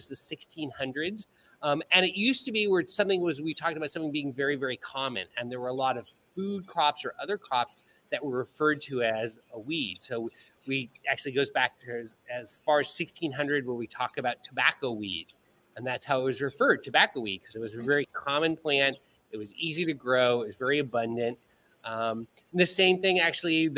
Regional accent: Southern California, United States; moved away as an adult; also born or lived in Ohio; now in Bahamas; after a childhood of growing up in Southern California

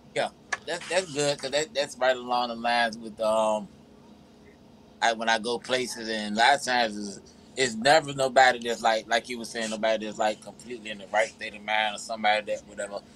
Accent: Virginia, United States; now in Georgia, United States; I'm from Virginia, even though I stay in Georgia.

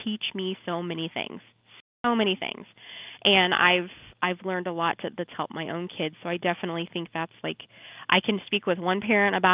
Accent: Shelbyville, Illinois, United States; I'm from Shelbyville

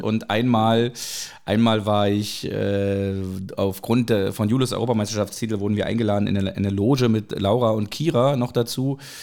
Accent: Berlin, Germany; Berlin ist meine Heimat, aber Hamburg ist so mein, mein bester Freund.

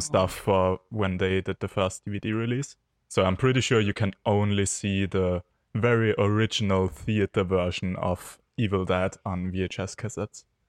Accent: Austria; from Austria

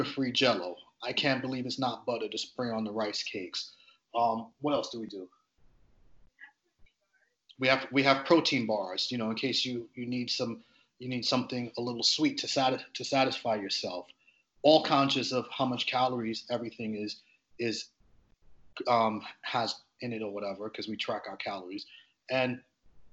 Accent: Grenada; now in United States; I'm from the Caribbean. I'm Caribbean born. I'm born on the island of Grenada.

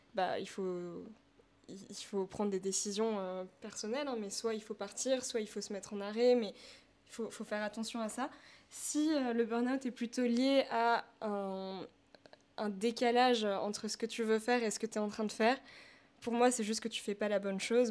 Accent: Paris, Île-de-France, France; je viens de Paris 15, c'est là-bas que je suis née.

